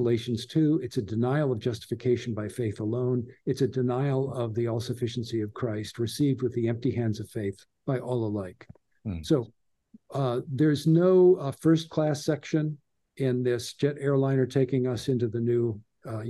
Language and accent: English; Southern California, United States; growing up in Southern California